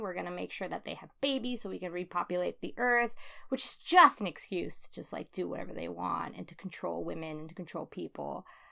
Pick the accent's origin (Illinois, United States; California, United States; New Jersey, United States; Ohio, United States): California, United States; as a Californian